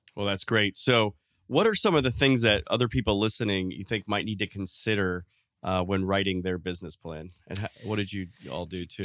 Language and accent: English; Miami, Florida, United States; I was born in Miami